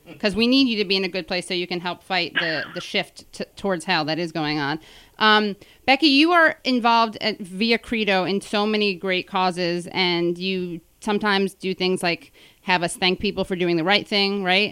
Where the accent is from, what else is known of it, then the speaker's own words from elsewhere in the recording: New York, United States; as a New Yorker and a Jew